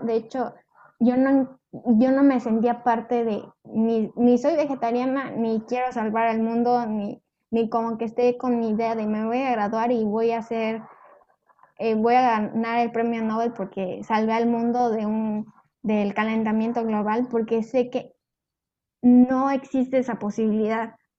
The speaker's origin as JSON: {"language": "Spanish", "country": "Mexico", "said": "los mexicanos somos como muy burlones"}